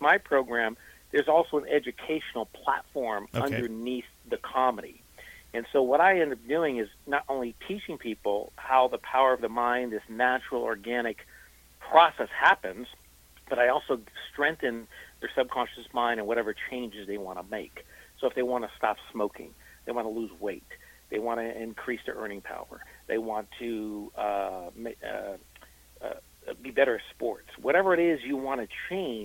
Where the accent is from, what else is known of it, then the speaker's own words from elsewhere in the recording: East Coast, United States; moved away; I'm originally from the East Coast